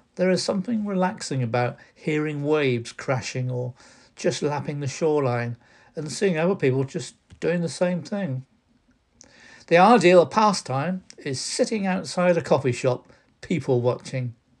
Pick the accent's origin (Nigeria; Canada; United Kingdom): United Kingdom; South Oxfordshire, near Didcot, South East England; I grew up near the Great Western Railway in South Oxfordshire, but in my day, it was in the Royal County of Berkshire